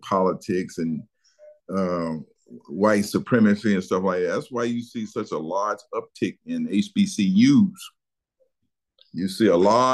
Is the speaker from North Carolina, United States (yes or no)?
yes; Charlotte, North Carolina, United States; I grew up in Charlotte, North Carolina